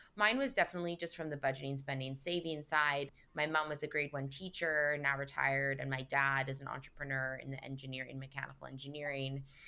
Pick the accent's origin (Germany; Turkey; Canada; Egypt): Canada; Vancouver, British Columbia; moved away as an adult; also born or lived in London / Toronto / Los Angeles; now in New York City, United States; I grew up in Vancouver